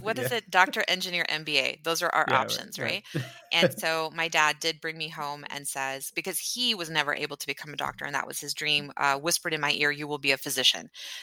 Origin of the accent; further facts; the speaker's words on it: Pakistan; I would be very defensive about saying like, I'm Pakistani. You know, at the time I was like, well, I'm from Pakistan.